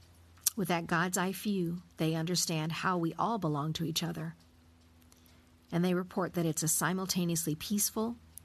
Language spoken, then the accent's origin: English; Oklahoma, United States; also born or lived in Colorado; now in Germany; I grew up in Oklahoma's green country in the midst of the humidity in the Midwest. Sunny Colorado is the adopted home of my heart, and I'm making a new life with my family in a town near Hamburg, Germany.